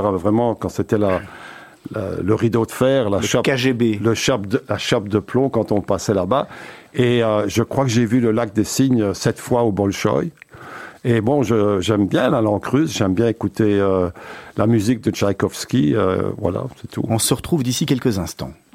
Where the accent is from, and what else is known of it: Braine-l'Alleud, Wallonia, Belgium; born or raised there; also born or lived in Uccle / Antwerp